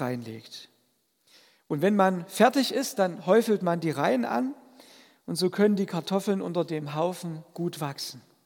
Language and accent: German; a village in the Vogtland, Germany; moved away; als Kind durfte ich dabei sein, wenn meine Großeltern das in meinem vogtländischen Heimatdorf gemacht haben